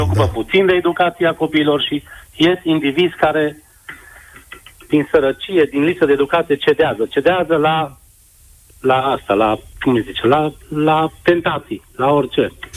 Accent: Transylvania, Romania; eu sunt din Ardeal

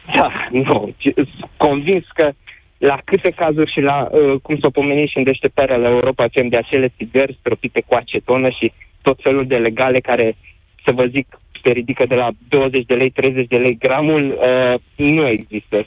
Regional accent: Reșița, Caraș-Severin County, Romania; sunt din Reșița

